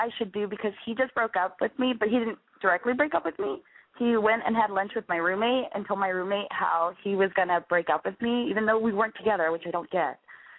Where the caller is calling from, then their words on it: San Francisco, California, United States; I am calling from San Francisco.